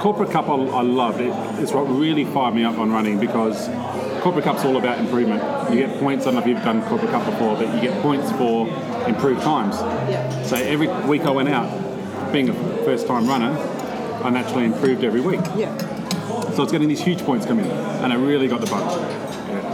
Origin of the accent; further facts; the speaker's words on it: Adelaide, South Australia, Australia; I grew up around Shepherd's Hill